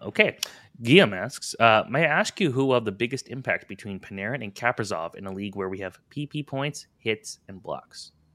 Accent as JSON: {"language": "English", "town": "Toronto", "region": "Ontario", "country": "Canada", "said": "we're both from the Toronto area."}